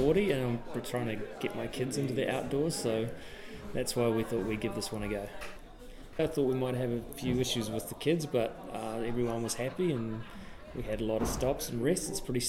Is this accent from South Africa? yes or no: no; Orewa, Auckland, New Zealand; I'm from Orewa